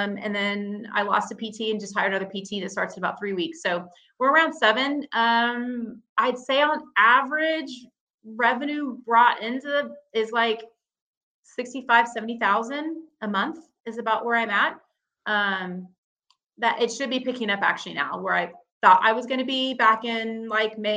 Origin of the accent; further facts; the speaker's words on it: Dallas, Texas, United States; I'm from Dallas